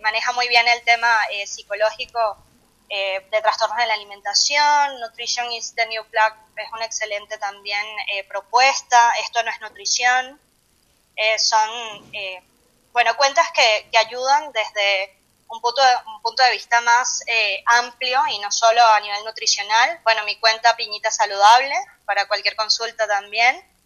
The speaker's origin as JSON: {"language": "Spanish", "country": "Venezuela", "moved": "yes", "said": "nosotros que que somos de Venezuela, allá hay una cultura de dieta"}